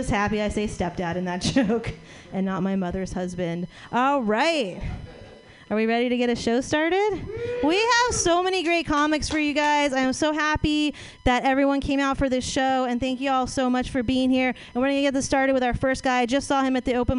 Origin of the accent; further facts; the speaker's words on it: New Orleans, Louisiana, United States; I come from New Orleans